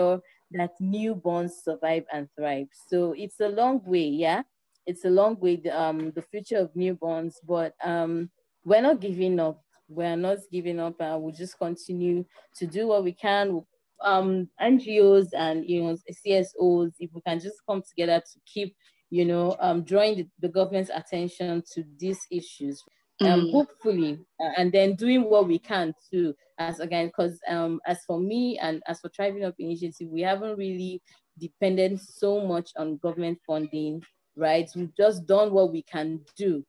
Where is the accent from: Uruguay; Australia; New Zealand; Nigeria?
Nigeria